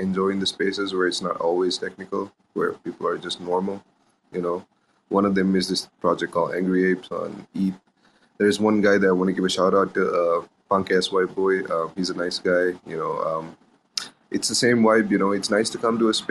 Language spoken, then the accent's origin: English; Sri Lanka; I'm from I'm from Sri Lanka